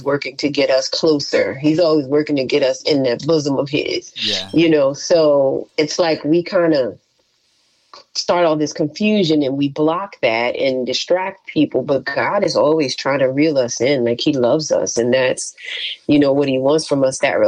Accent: New Orleans, Louisiana, United States; I'm from New Orleans

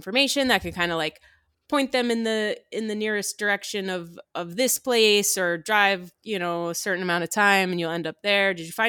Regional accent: New Jersey, United States; I grew up in New Jersey, and I probably still could.

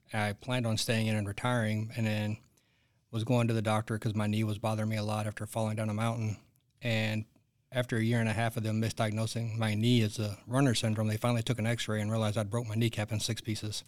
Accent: Arkansas, United States; I grew up in the, in the sticks in Arkansas

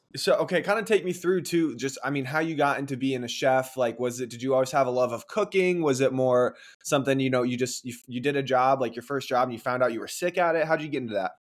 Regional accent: Chicago, Illinois, United States; I'm from Chicago. That's where I live now, too

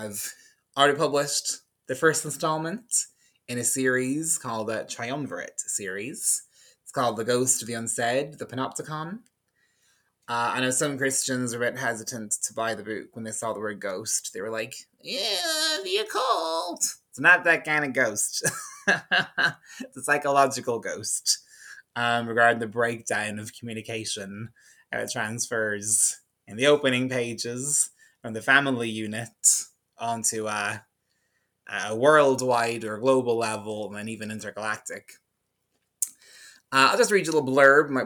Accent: Ardee, County Louth, Ireland; I am from a small town called RD in County Louth, which is the smallest county in the Republic of Ireland

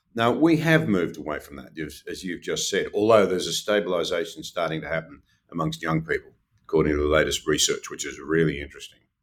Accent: Gunnedah, New South Wales, Australia; I come from Gunnedah in the northwest

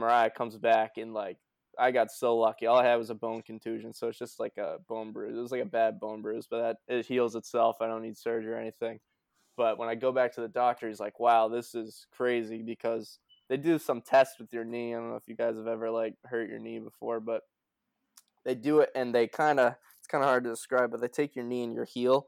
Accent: United States; my hometown's a small town, like on the border of Mass and Round

